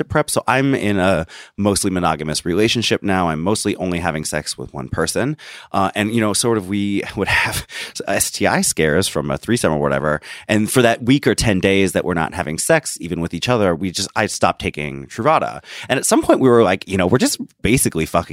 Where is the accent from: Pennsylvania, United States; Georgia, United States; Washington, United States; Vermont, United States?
Washington, United States; my home state of Washington